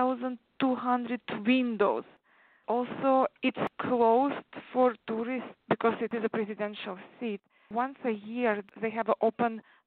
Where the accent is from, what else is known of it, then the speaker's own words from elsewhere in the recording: Uzbekistan; first language Tatar; English is a second language; moved away as an adult; also born or lived in Czech Republic; now in United States; I grew up in former Soviet Union countries in Central Asia called Uzbekistan